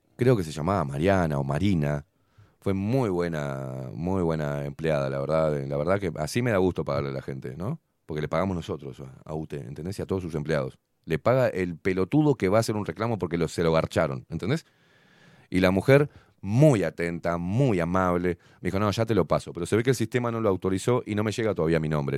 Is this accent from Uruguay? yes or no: yes; Uruguay; Yo siendo uruguayo